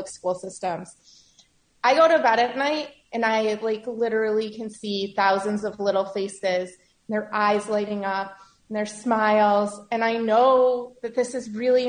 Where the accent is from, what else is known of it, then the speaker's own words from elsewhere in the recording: Chicago, Illinois, United States; moved away as an adult; also born or lived in New York / Los Angeles; I always knew I would come home. I'm originally from Chicago.